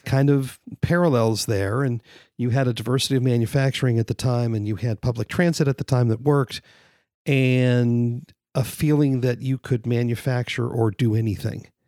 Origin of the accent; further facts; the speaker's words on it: San Fernando Valley, California, United States; now in Austin, United States; I grew up in the San Fernando Valley in the fifties and sixties